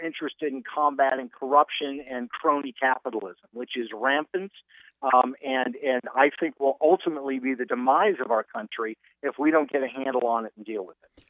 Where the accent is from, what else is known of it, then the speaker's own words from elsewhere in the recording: Seattle, Washington, United States; moved away as an adult; also born or lived in Oxford / Stanford / Florida; I grew up in Seattle, Washington